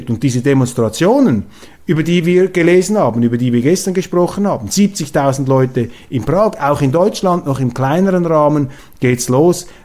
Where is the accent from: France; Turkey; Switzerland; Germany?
Switzerland; Als Schweizer können Sie mir glauben, also ich habe, ähm, wir haben hier ein durchaus intaktes Gespür für Demokratien.